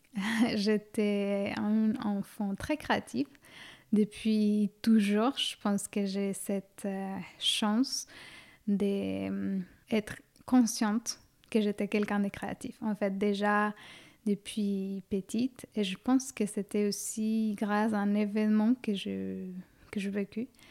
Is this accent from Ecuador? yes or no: yes; Quito, Pichincha, Ecuador; now in Suresnes, France; Je suis née à Quito, en Équateur, en Amérique du Sud, en 1990